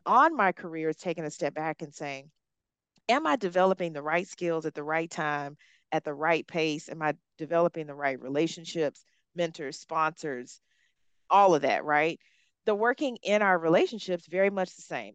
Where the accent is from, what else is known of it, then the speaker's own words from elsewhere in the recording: Hueytown, Alabama, United States; accent: Southern; moved away as an adult; also born or lived in Africa; I grew up in Hueytown, Alabama. It's a suburb of Birmingham.